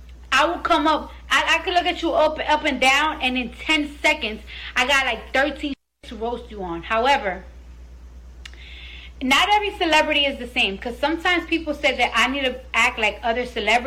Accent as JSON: {"language": "English", "town": "New York City", "region": "New York", "country": "United States", "said": "I'm from the Bronx. In the Bronx, we love to cut ass."}